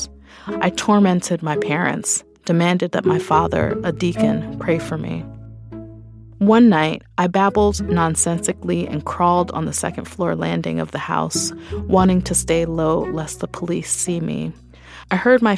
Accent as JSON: {"language": "English", "town": "New York City", "region": "New York", "country": "United States", "tie": "born or raised there", "said": "I'm a writer born and raised in Brooklyn"}